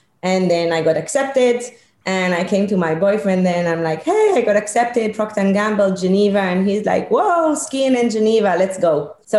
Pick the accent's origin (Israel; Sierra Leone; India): Israel; English is a second language; I grew up in Israel. You know, they always said that I had healthy chutzpah.